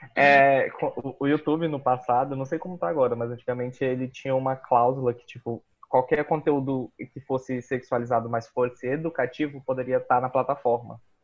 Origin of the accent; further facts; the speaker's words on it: Boa Vista, Roraima, Brazil; Eu também sou nascido e criado aqui em Boa Vista, produto regional